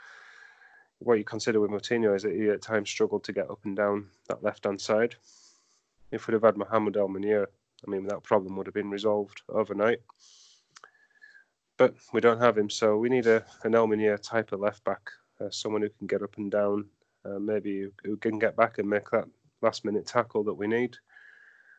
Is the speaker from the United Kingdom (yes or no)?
yes; England, United Kingdom; moved away as an adult; now in Central Florida, United States; I grew up in England, you know, watching football in the 90s and the 2000s and such